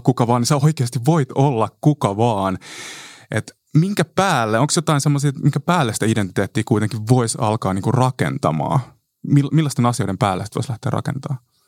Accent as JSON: {"language": "Finnish", "town": "Kotka", "region": "Kymenlaakso", "country": "Finland", "tie": "born or raised there", "said": "mä oon Kotkasta 90-luvulla kasvanut"}